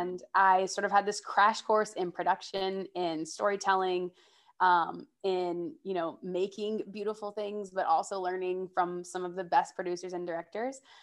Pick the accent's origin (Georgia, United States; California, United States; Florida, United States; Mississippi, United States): Georgia, United States; now in New York City, United States; I'm originally from Georgia, but I currently live in New York City